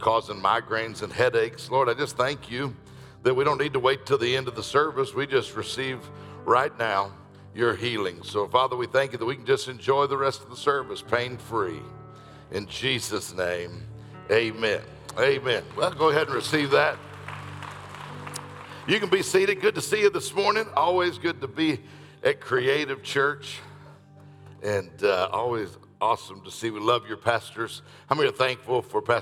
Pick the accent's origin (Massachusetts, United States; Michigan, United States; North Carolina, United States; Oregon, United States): Michigan, United States; Detroit; I'm from Detroit